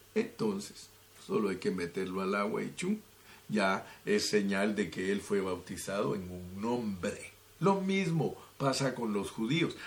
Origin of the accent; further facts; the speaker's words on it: Guatemala; moved away; mi país, Guatemala, de donde nací, más bien dicho.